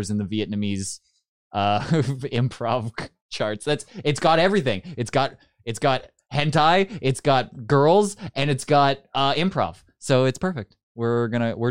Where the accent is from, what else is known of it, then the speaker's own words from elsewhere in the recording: Canada; we're Canadian